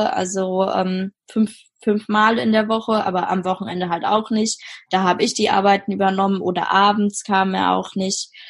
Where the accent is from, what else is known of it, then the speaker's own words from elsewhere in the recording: Mainz, Rhineland-Palatinate, Germany; also ich komme ja aus Mainz, wir haben da in Mainz gewohnt und in Mainz hatte ich halt Freundinnen oder bin immer noch mit denen befreundet.